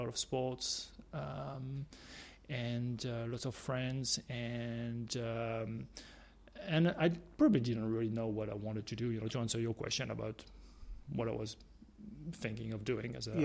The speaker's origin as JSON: {"language": "English", "country": "France", "tie": "born or raised there", "also_born_or_lived": "United Kingdom", "moved": "as an adult", "lives_now": "Australia", "said": "from France, which is obviously my home country"}